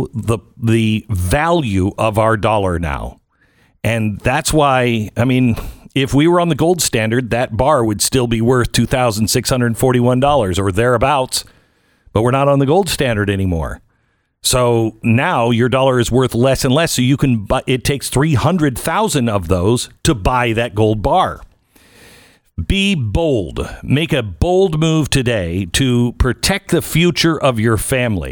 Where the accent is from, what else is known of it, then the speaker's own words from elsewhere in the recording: Seattle, Washington, United States; I'm from Seattle